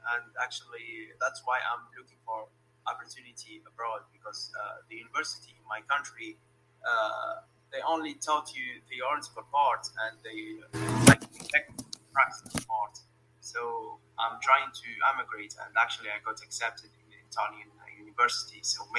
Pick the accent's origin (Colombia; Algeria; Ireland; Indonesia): Algeria; I'm from Algeria, and I'm studying electronics. And I'm in my final year of my bachelor.